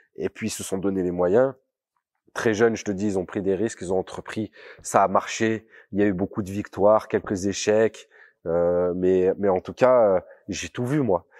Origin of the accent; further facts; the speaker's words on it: Grenoble, Auvergne-Rhône-Alpes, France; j'ai grandi dans un, un quartier populaire euh, de la, l'agglomération grenobloise